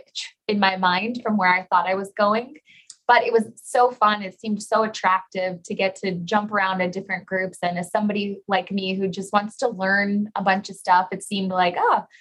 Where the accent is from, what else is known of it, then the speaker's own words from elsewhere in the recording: McAllen, Texas, United States; also born or lived in Idaho / San Antonio, Texas; I'm from McAllen, Texas, so a born and raised Texan.